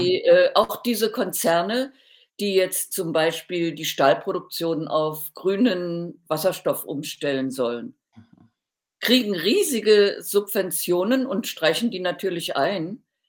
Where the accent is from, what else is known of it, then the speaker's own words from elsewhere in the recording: Thuringia, Germany; in meiner Heimatstadt in Thüringen